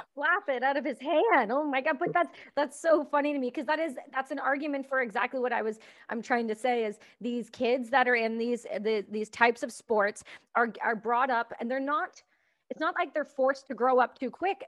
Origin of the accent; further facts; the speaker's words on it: Canada; I'm Canadian